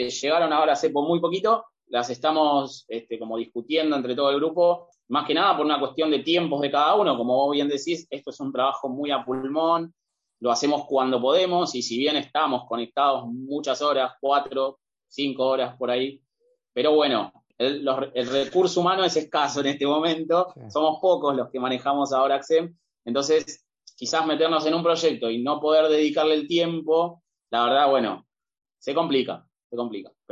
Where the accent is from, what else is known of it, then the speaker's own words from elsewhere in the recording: Argentina; venimos de un país que somos básicamente españoles también nosotros